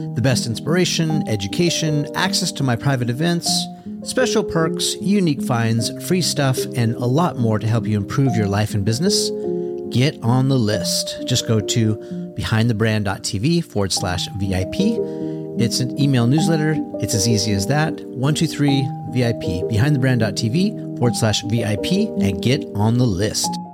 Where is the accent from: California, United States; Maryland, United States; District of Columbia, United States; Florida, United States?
California, United States; Southern; a little Grom growing up in Southern California